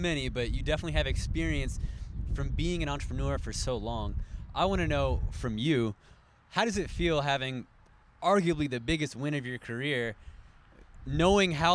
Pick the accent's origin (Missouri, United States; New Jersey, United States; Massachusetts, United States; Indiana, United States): Missouri, United States; St. Louis; now in Philadelphia, United States; I'm from the Midwest. I'm from St. Louis